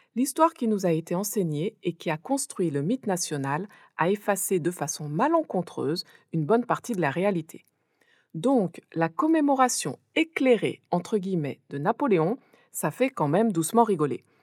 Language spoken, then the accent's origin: French; France; moved away as an adult; now in Pikine, Senegal; Je suis née et j'ai grandi en France